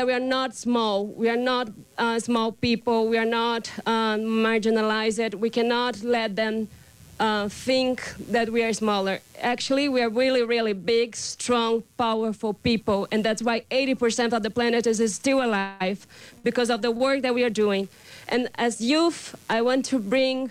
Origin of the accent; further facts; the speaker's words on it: Brazil; English is a second language; I come from the Terena Nation from Brazil.